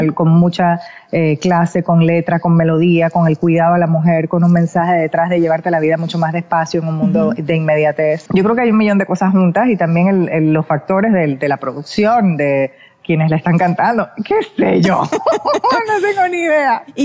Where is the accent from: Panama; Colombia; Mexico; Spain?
Panama; moved away; siempre agradecida con mi país